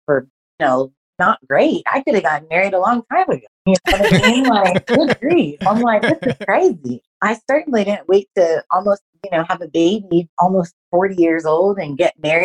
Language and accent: English; Los Angeles, California, United States; moved away as an adult; also born or lived in Hong Kong; now in Australia; I'm originally from